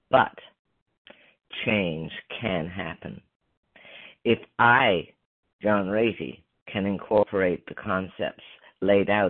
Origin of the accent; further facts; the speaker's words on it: Beaver, Pennsylvania, United States; I grew up in Beaver, Pennsylvania, a small town outside Pittsburgh, where we lived in a real old style neighborhood.